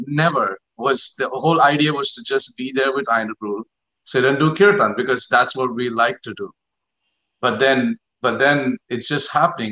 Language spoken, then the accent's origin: English; Mumbai, Maharashtra, India; I grew up in Bombay.